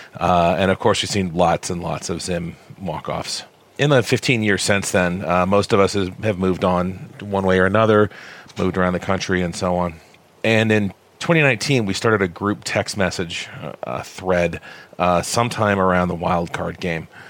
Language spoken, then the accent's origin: English; Alexandria, Virginia, United States; now in Denver, United States; while I live in Denver now, I grew up in Alexandria